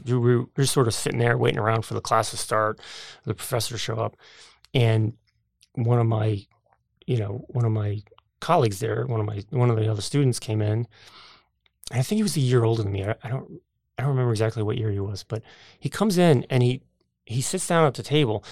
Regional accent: United States; also born or lived in New Jersey; growing up outside of New York City

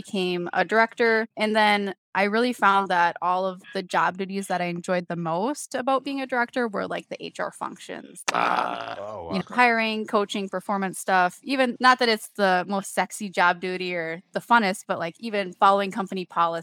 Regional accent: Minnesota, United States; born and raised in Minnesota, you can probably tell by the accent here

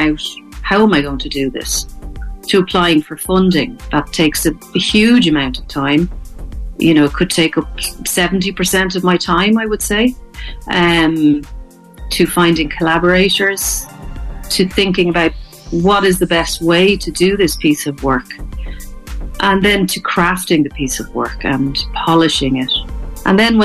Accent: Dublin, Leinster, Ireland; moved away as an adult; also born or lived in Connemara / Kilkenny; now in Thomastown, Ireland; I'm originally from Dublin, but I moved to Connemara in 2003

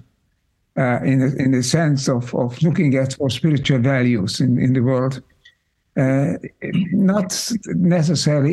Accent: Budapest, Hungary; moved away; I grew up in Hungary, in Budapest

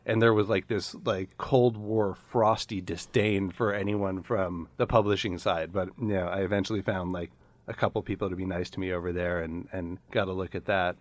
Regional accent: Chicago, Illinois, United States; a coffee shop a half a block from my house where I grew up in Chicago

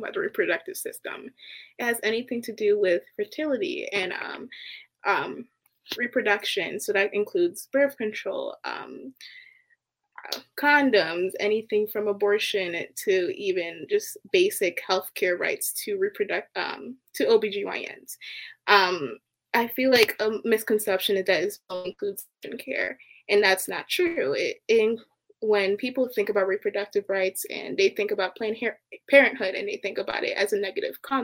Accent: Baltimore, Maryland, United States; I'm from Baltimore

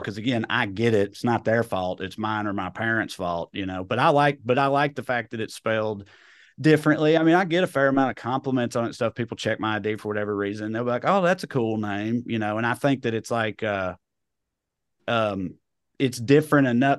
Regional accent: rural Tennessee, United States; accent: redneck; moved away as an adult; also born or lived in Knoxville, Tennessee; now in Burbank, United States; I grew up in rural Tennessee

